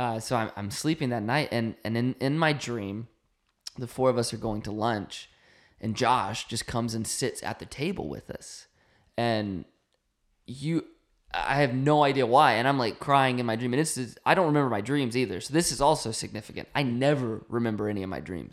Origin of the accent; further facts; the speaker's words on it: North Carolina, United States; moved away; we grew up in North Carolina.